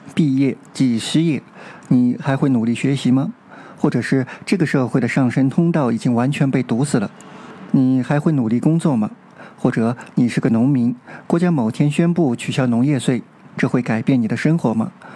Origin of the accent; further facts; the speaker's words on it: China; 回到我们中国人所关心的如何过渡和交接香港的议题上来。